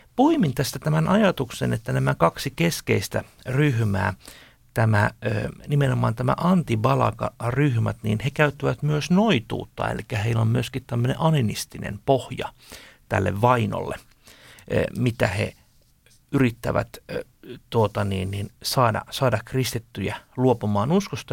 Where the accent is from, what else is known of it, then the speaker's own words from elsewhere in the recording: Finland; meiltä suomalaisilta